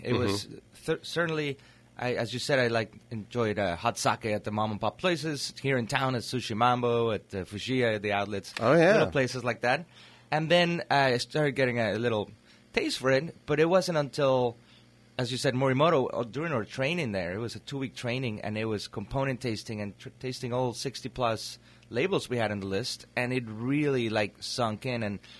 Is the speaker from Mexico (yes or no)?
yes; Torreón, Coahuila, Mexico; now in Napa Valley, United States; I was born and raised in Torreon, which is a city in northern Mexico. It's mm-hmm. right in between the Monterrey and Chihuahua, middle of the desert